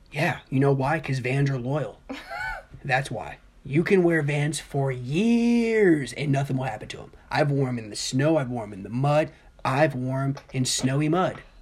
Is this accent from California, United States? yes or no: no; Dayton, Ohio, United States; now in Illinois, United States; I'm from Dayton, Ohio.